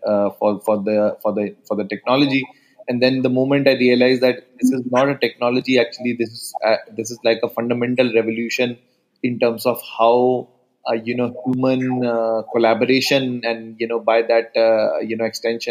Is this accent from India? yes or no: yes; Delhi, India; Delhi is my hometown in India